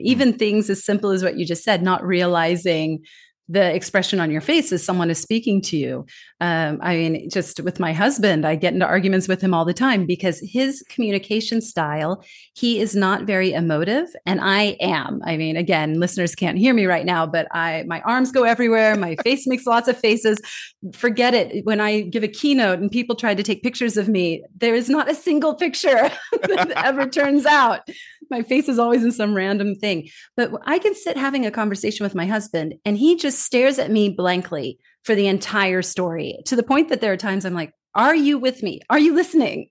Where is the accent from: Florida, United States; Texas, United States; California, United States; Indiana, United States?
California, United States; moved away as an adult; also born or lived in Denmark; now in Singapore; I'm originally from California, born and raised